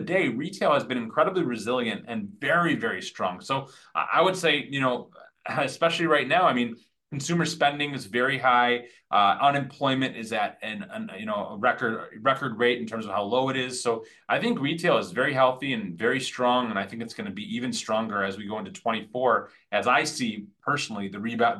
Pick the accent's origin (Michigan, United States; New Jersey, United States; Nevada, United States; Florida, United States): Michigan, United States; Detroit; also born or lived in Birmingham, Michigan; Growing up in the Motor City